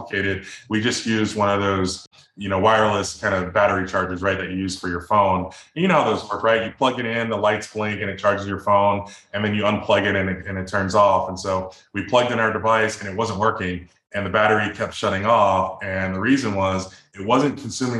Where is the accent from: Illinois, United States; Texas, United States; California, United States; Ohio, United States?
Illinois, United States; Chicago; now in Boulder, United States; I'm from the Midwest, I'm from Chicago